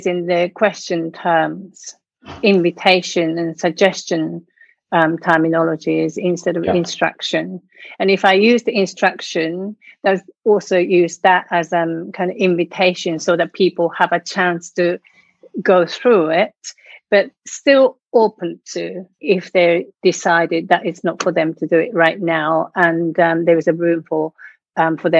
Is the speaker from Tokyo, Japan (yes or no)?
yes; Tokyo, Japan; English is a second language; moved away as an adult; now in United Kingdom; I come from Japan. I was born in Tokyo, and I came to UK in mid-80s, late 80s.